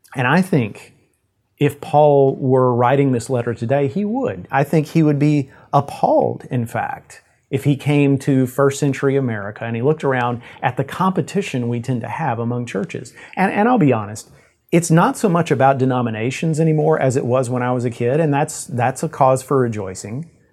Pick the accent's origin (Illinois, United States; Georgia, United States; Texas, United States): Texas, United States; Yoakum; my hometown of Yoakum, Texas